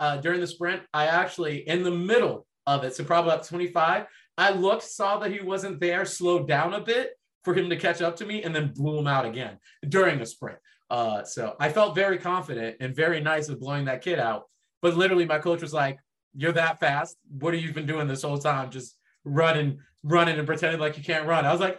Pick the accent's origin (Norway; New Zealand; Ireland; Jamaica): Ireland; Dublin, Leinster; born there; my family immigrated from France over to Ireland, and I was born in Dublin.